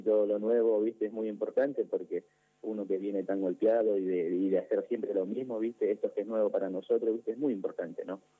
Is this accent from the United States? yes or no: no; Banfield, Buenos Aires Province, Argentina; yo soy de Banfield. Soy de Banfield